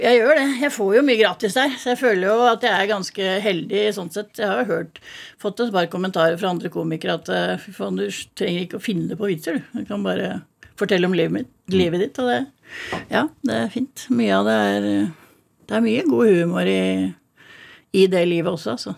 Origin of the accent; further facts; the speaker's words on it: Drøbak, Akershus, Norway; also born or lived in Miami; Født og oppvokst i Drøbak